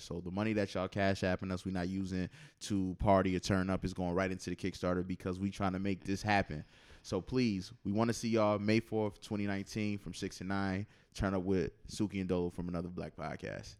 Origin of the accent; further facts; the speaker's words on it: Buffalo, New York, United States; Buffalo, my hometown